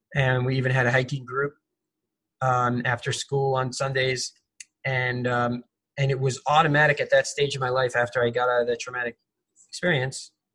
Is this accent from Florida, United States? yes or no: no; Los Angeles, California, United States; I'm from Los Angeles.